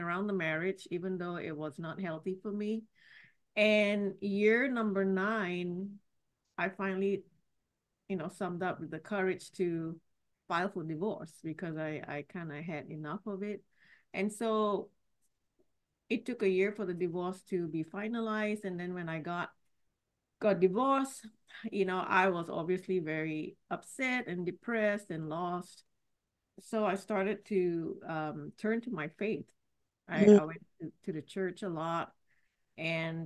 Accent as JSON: {"language": "English", "country": "Singapore", "tie": "born or raised there", "said": "I was born and raised in Singapore"}